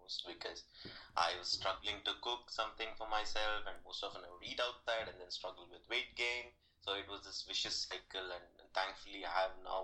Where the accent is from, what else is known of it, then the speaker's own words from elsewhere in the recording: Hyderabad, Telangana, India; moved away; I was born and brought up in Hyderabad. It's in southern part of India.